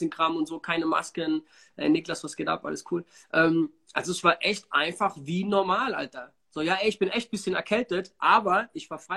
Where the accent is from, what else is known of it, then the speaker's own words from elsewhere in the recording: Germany; war echt cool für mich als Deutscher und hier bei uns Corona-Wahnsinn, ne?